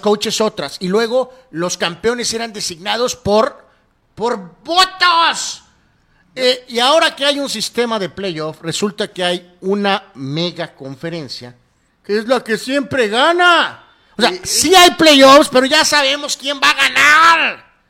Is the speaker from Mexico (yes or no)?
yes; Guadalajara, Jalisco, Mexico; Nosotros somos tapatillos, eh, tapatíos